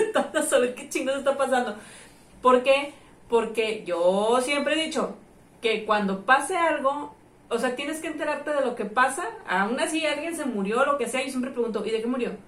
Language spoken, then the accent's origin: Spanish; Tampico, Tamaulipas, Mexico; moved away as an adult; yo no era de aquí, era foránea, güey. Yo vine de Tampico a los veintitantos años vivir sola